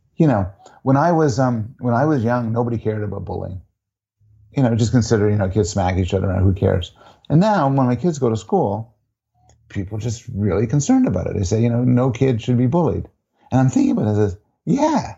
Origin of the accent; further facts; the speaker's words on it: Canada; I'm a Canadian, I'm Jewish, I'm a professor